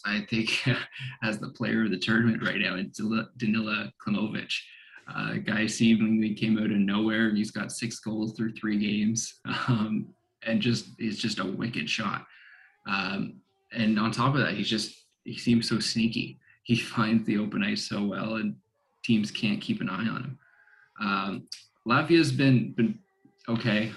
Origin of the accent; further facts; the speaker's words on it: Canada; I as a Canadian